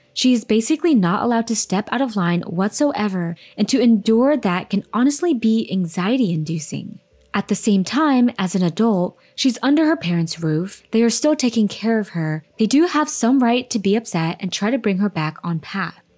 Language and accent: English; United States; I'm Vietnamese American, and we grew up in the same culture